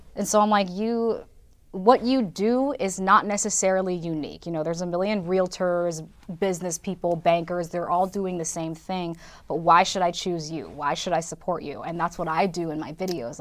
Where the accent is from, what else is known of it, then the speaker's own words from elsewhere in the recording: California, United States; moved away as an adult; also born or lived in Los Angeles / Sioux City, Iowa; now in Madison, United States; I grew up in California